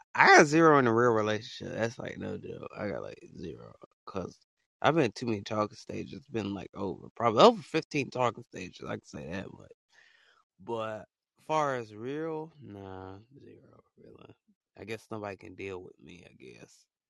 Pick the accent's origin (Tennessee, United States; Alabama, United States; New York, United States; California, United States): Alabama, United States; I'm from small state called you know, small state called Alabama